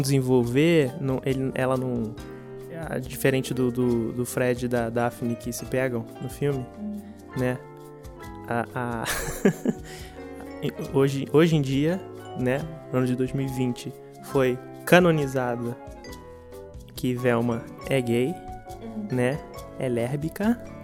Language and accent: Portuguese; Brazil; a gente como brasileiros